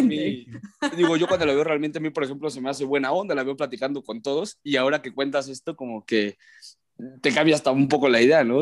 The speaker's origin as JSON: {"language": "Spanish", "town": "León", "region": "Guanajuato", "country": "Mexico", "tie": "born or raised there", "also_born_or_lived": "Ciudad Satélite, State of Mexico / Guadalajara", "moved": "as an adult", "lives_now": "Mexico City, Mexico", "said": "yo nací en satélite. Digo, digo que nací en León porque soy orgullosamente crecido en León, Guanajuato, pero nací en satélite, crecí en León"}